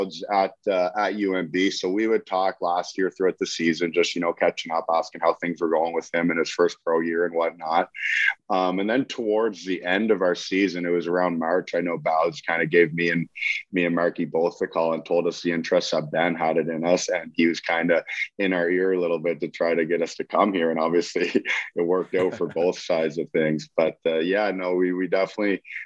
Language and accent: English; Fredericton, New Brunswick, Canada; also born or lived in Halifax; I grew up and I was from Fredericton, but I went away at 16 to play junior hockey